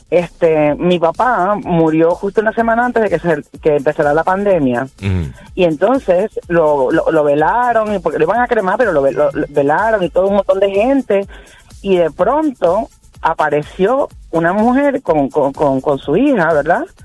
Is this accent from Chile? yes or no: no; Peru; now in Puerto Rico; yo vivo en Puerto Rico hace 26 años, pero yo soy peruana.